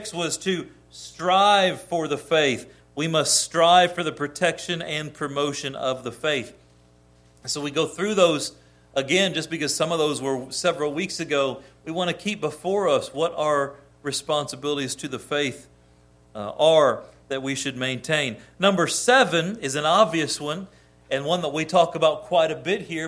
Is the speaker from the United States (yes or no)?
yes; United States; as an American